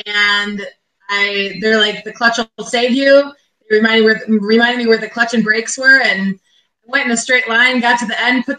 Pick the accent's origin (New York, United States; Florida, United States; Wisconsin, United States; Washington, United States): Wisconsin, United States; Waukesha; I'm from Waukesha, Wisconsin. It's a suburb Kind of big city, just outside of Milwaukee, about 20 minutes west of Milwaukee.